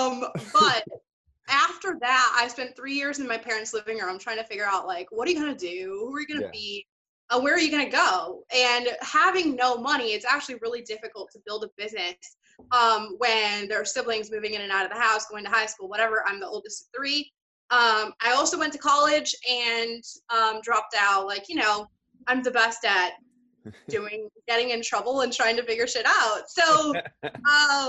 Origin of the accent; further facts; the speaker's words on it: Iowa, United States; moved away; also born or lived in India; the state of Iowa, where I'm originally from